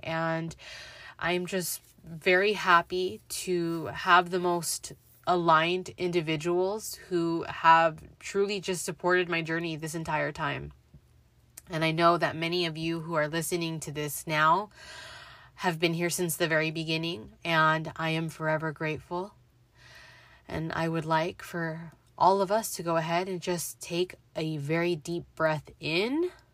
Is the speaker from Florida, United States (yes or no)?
no; Los Angeles, California, United States; born and raised in the San Fernando Valley. I spent my childhood through my late teens growing up in Van Nuys, California